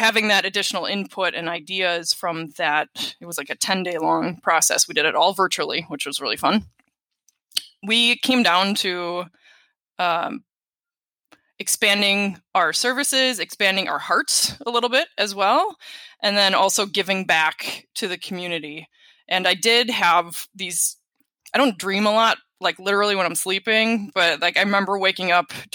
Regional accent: Wisconsin, United States; my home state. So we have Wisconsin

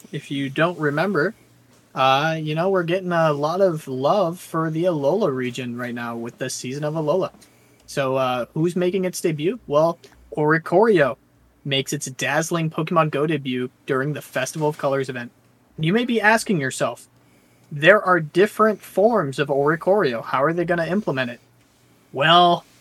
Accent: United States; as an American

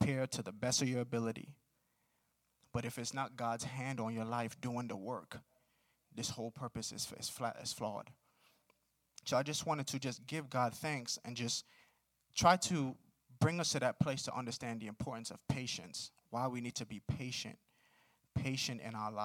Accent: New York City, New York, United States; moved away; I grew up in Brooklyn. I'm from New York

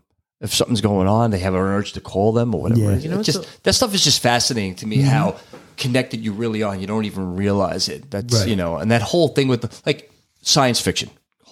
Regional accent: New York City, New York, United States; a couple of girls that I knew who were twins growing up in Brooklyn.

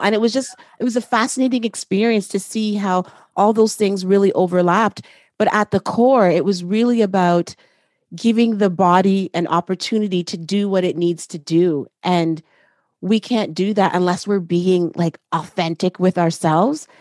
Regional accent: Canada; I am Canadian as well

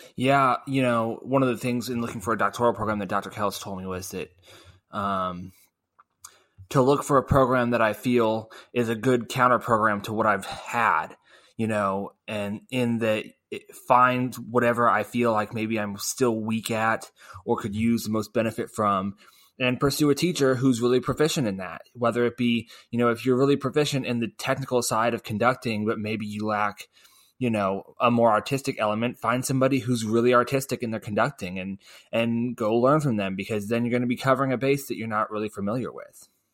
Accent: Springfield, Missouri, United States; I was from Springfield

